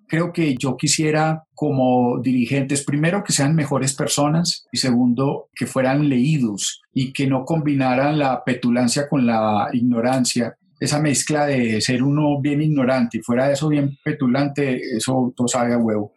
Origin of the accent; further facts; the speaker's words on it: Paisa region, Antioquia, Colombia; also born or lived in Bogotá; yo soy paisa y está muy bien y me siento paisa